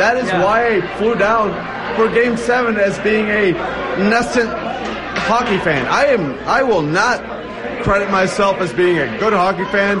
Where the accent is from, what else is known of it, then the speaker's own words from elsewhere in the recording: Atlanta, Georgia, United States; I grew up in Atlanta